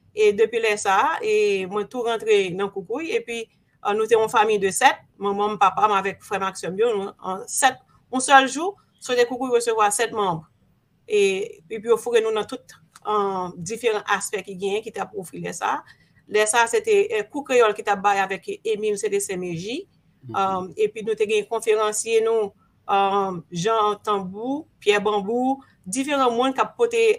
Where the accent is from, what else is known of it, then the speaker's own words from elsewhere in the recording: Port-au-Prince, Ouest, Haiti; moved away as an adult; also born or lived in Léogane / Miami, United States; mwen fèt Port-au-Prince. Maman mwen soti nan lansud. Papa mwen soti Léogane.